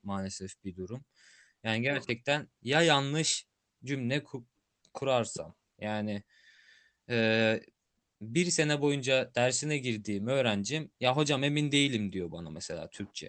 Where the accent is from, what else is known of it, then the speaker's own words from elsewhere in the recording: Turkey; accent: Turkish; biz e, Türk olarak İngilizce konuşan bir insan olarak